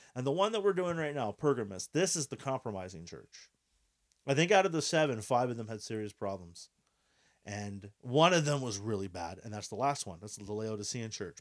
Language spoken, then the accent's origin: English; Quebec, Canada; we are Canadian, uh, specifically Quebecois. uh, Quebecers